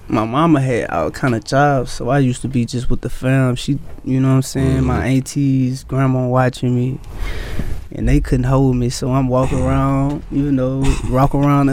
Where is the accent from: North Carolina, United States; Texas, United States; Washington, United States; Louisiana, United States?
Louisiana, United States; Baton Rouge; I'm from South Baton Rouge